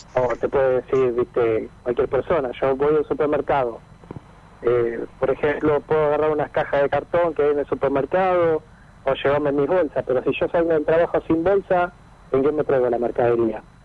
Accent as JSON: {"language": "Spanish", "town": "Mar del Plata", "region": "Buenos Aires Province", "country": "Argentina", "tie": "born or raised there", "also_born_or_lived": "Otamendi", "said": "Nosotros somos de Mar del Plata, nacido en Atamendi"}